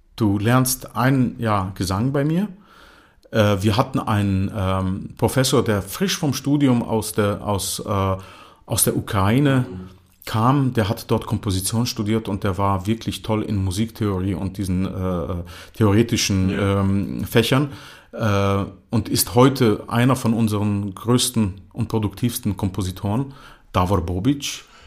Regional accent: Croatia; first language German; also born or lived in Germany; ich verstand zwar alles, was meine Eltern sprachen auf Kroatisch, aber ich konnte kein Kroatisch sprechen.

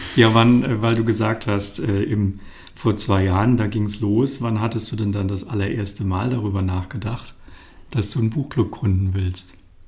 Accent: Bonn, North Rhine-Westphalia, Germany; Ich komme aus Bonn

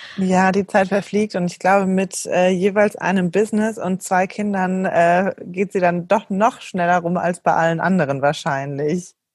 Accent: Germany; moved away as an adult; also born or lived in Switzerland / Berlin; bin aber gebürtige Deutsche

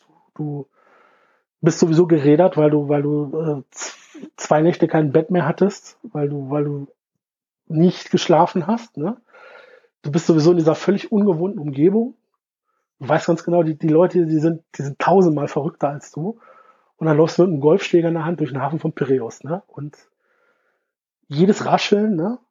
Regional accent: Germany; ich als, als, als Deutscher

